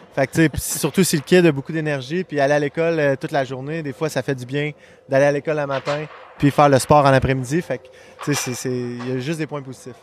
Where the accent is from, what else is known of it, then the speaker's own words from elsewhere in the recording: Quebec City, Quebec, Canada; also born or lived in Montreal; je suis né à Montréal. Fait que euh, jusqu'à Moustique 2A, euh, je jouais à Montréal. Puis après ça, on, euh, a déménagé à Québec